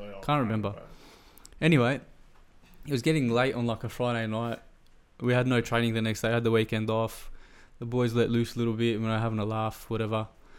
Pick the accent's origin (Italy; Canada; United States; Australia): Australia; moved away; I'm from Australia as well?